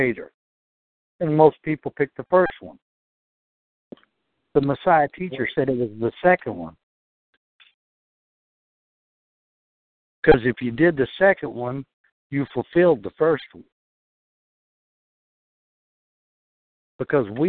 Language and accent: English; Texas, United States; now in New York, United States; I'm from Texas